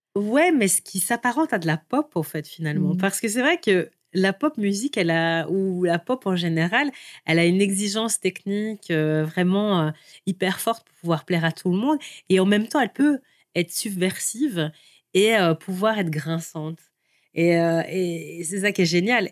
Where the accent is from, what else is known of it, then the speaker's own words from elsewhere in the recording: Seraing, Wallonia, Belgium; je suis née euh, plus précisément à Seraing